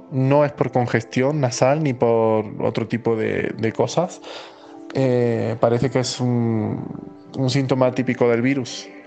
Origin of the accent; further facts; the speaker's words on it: Spain; moved away as an adult; now in Mexico; y, soy un español que viajó eh, a México el 11 de marzo.